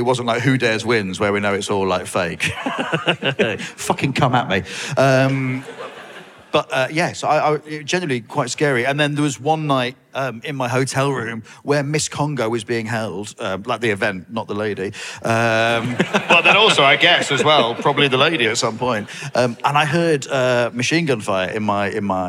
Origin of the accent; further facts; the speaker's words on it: Grimsby, Yorkshire and the Humber, United Kingdom; I grew up in Grimsby